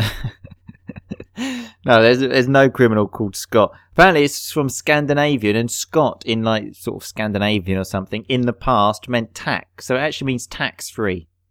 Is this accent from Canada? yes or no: no; Essex, East of England, United Kingdom; Dan and I come from Essex, so we sort of often have the T H we pronounce like an F